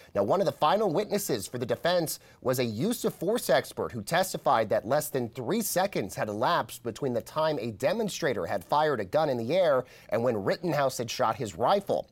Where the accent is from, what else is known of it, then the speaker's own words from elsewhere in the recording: Colorado, United States; moved away; my home state of Colorado